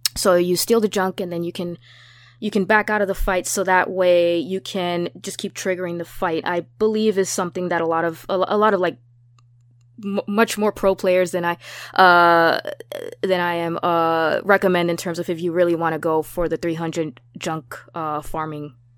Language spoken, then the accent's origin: English; New York, United States; being a New Yorker